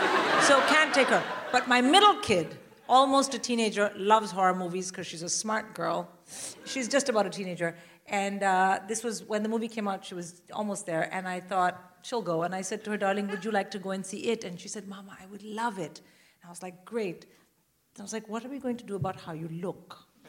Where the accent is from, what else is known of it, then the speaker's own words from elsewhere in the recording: India; I'm Indian. I would rather die.